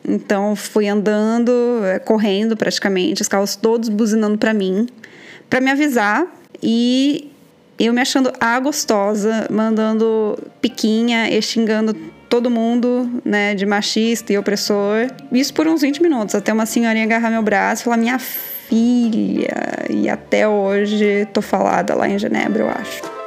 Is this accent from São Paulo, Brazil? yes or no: yes; interior of São Paulo, Brazil; sou do interior de São Paulo